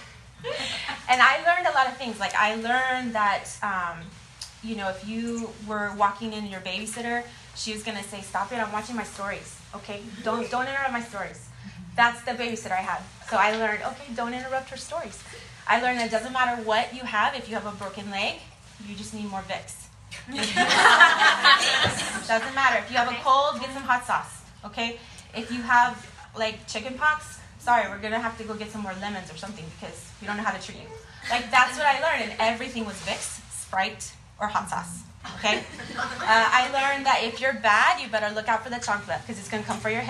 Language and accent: English; San Antonio, Texas, United States; I grew up in San Antonio, on the west side